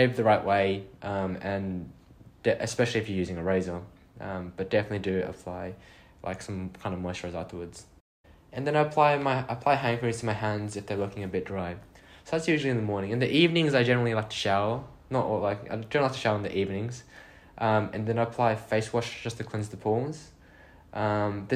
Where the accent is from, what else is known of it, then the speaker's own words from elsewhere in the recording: Australia; now in Ireland; So I'm from Oz, in case you couldn't tell from my accent